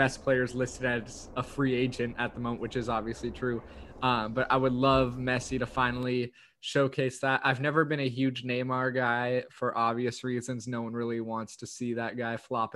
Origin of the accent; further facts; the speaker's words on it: United States; as an American